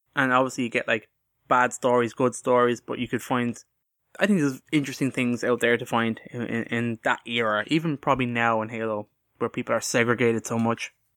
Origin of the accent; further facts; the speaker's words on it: Ireland; we're Irish